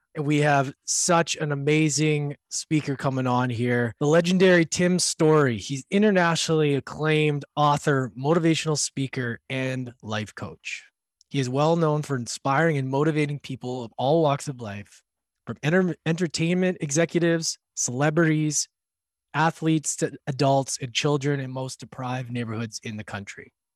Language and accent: English; Canada; I'm from Canada, so we, my, all my family came from Europe